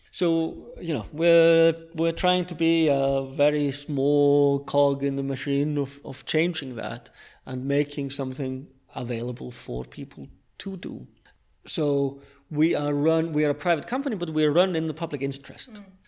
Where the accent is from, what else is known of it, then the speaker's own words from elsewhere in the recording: London, United Kingdom; And I speak as a Londoner. I lived in London for 20 years